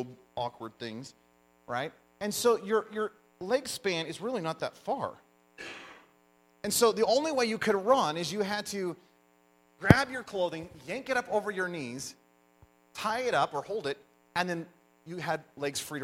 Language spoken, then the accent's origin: English; United States; I'm American